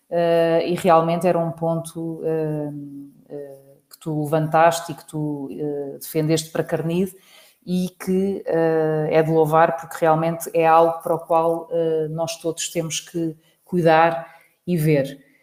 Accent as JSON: {"language": "Portuguese", "region": "Lisbon", "country": "Portugal", "said": "que realmente nós todos, enquanto lisboetas, olhamos mais atentivo, com mais cuidado para os espaços verdes"}